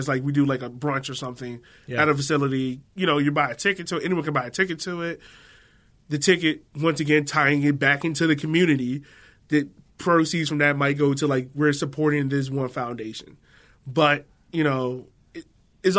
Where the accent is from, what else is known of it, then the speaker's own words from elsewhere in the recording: Richmond, Virginia, United States; I'm from the South. Richmond, Virginia